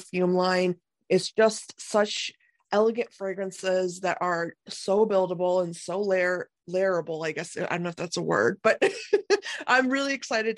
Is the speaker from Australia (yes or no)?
no; India; I am being Indian